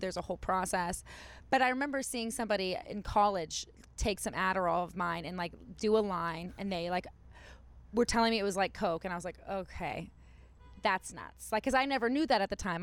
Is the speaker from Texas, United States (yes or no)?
yes; Dallas, Texas, United States; now in Los Angeles, United States; I grew up in Dallas